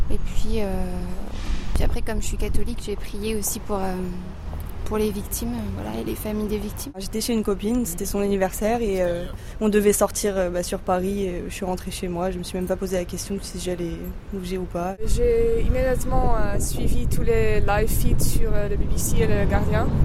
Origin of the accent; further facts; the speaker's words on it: Lebanon; Je suis libanaise. Euh, la veille, il y a eu l'attentat au Liban, donc. c'est malheureux à dire, mais pour moi, libanaise, je suis un peu anesthésiée à tout ça